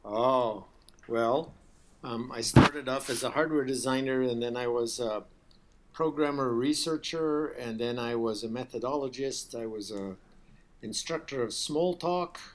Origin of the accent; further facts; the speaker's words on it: United States; also born or lived in India; the U.S. I did most of my school life in the U.S., but I spent four years